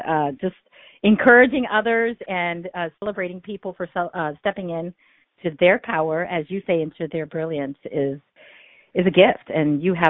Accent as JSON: {"language": "English", "country": "India", "lives_now": "United States", "said": "So if it's not, if you can't tell by my name, I'm from India. And so I am an immigrant."}